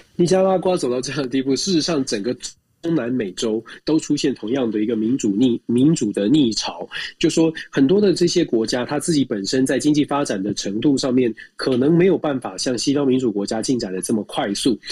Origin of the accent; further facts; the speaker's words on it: Taiwan; moved away; 毕竟我们在台湾也长大